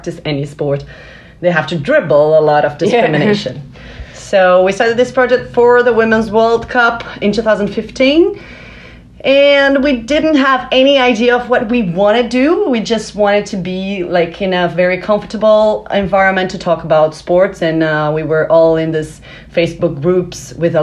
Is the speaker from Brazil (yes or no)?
yes; Brazil; I'm from Brazil, the country of soccer